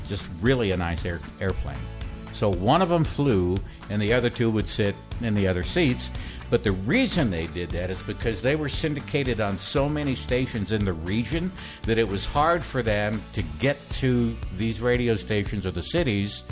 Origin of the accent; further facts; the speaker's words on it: San Antonio, Texas, United States; also born or lived in Victoria, Texas; went back to San Antonio to work at KLLS, Class FM. So I'm back in my hometown